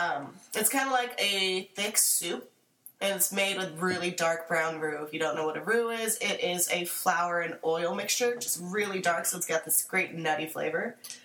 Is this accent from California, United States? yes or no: yes; California, United States; I'm from California.